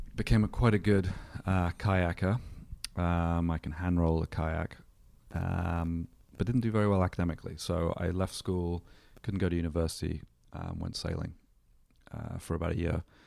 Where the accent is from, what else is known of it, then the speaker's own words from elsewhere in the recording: England, United Kingdom; now in Solana Beach, United States; born in England. Um, grew up, uh, in the seventies in the U K